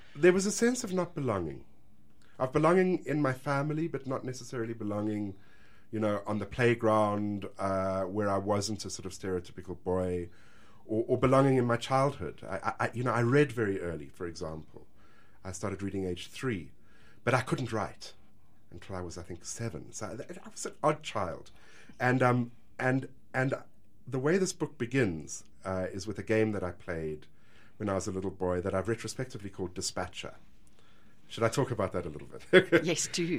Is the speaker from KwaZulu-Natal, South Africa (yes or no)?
no; Johannesburg, Gauteng, South Africa; we as Joburgers and we as South Africans